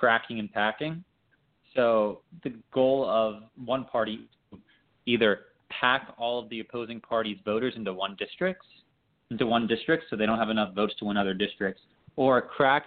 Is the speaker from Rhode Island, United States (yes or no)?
no; Austin, Texas, United States; I'm from Austin, Texas, and I'm 17 years old. And at least for my siblings and I, we grew up in a gerrymandered district in Austin, Texas